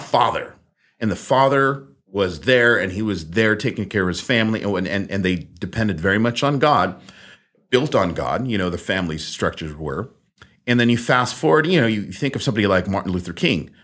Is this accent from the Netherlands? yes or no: yes; Netherlands; moved away; I was born in the Netherlands.